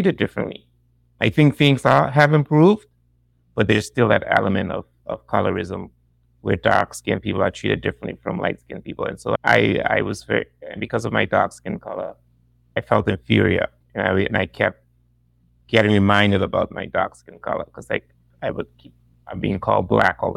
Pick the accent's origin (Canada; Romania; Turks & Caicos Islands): Turks & Caicos Islands; also born or lived in Ohio, United States; I am from the Turks and Caicos Islands.